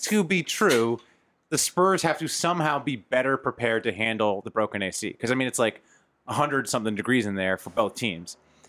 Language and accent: English; California, United States; I grew up in California.